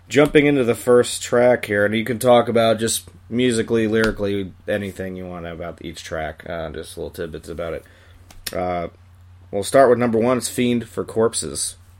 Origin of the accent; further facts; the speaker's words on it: Long Island, New York, United States; I'm from Long Island myself